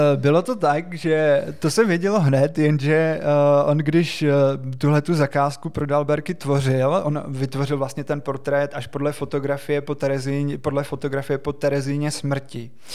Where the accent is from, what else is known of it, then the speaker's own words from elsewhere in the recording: Czechia; My jsme na něj jako Češi ještě navíc strašně hrdí